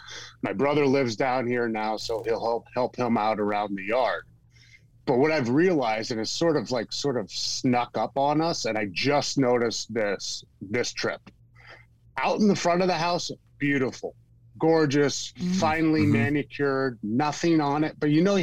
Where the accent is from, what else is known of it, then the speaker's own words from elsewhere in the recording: Pennsylvania, United States; moved away as an adult; I didn't grow up here. I grew up in Pennsylvania.